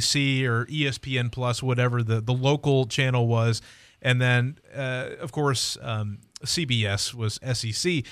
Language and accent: English; Columbus, Ohio, United States; Born and raised in Columbus, Ohio